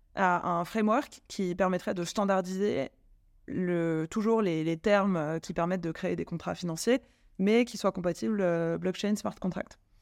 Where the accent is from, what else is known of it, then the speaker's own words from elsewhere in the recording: France; also born or lived in London; Je suis française